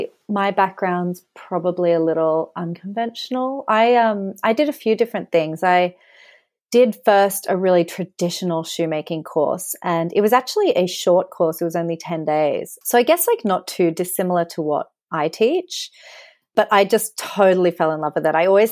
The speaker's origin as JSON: {"language": "English", "country": "Australia", "also_born_or_lived": "Sydney", "moved": "as an adult", "lives_now": "London, United Kingdom", "said": "I am Australian and I'm actually here right now on a holiday. So yeah, I've been living in London for about 11 years."}